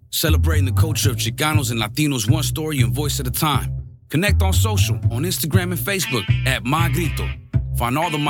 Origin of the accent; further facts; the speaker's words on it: Chula Vista, California, United States; I'm from Chula Vista. I was actually born on the 600 block of Chula Vista Street.